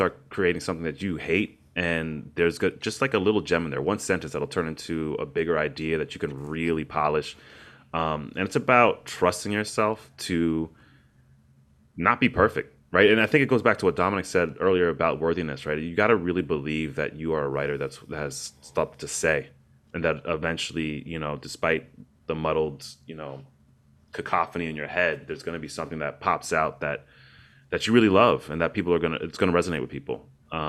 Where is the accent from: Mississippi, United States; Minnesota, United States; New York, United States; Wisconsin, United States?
New York, United States; New York City; growing up in Brooklyn